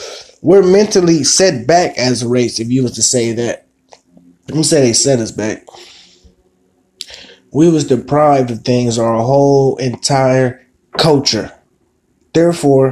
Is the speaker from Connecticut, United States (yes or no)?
no; San Francisco, California, United States; I was born and raised in Hunters Point, San Francisco, California